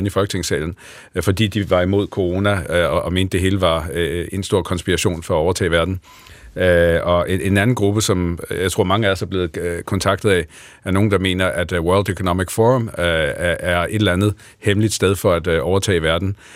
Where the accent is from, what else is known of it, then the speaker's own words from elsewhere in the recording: Lolland, Zealand, Denmark; now in Horsens, Denmark; jeg kommer fra Lolland, men er, bor i dag øh, lidt uden for Horsens.